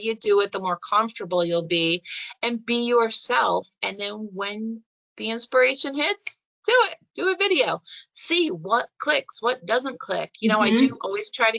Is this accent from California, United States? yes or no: no; Scotia, New York, United States; my hometown of Scotia Glenville